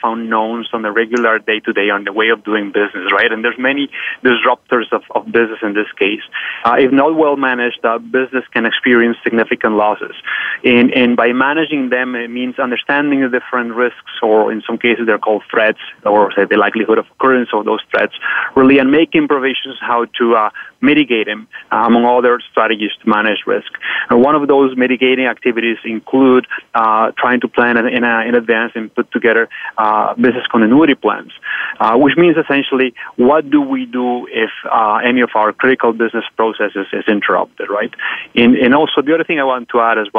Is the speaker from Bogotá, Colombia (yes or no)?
yes; Bogota, Colombia; now in Canada; I'm born and raised in Colombia, South America, in Bogota, Colombia, to be specific.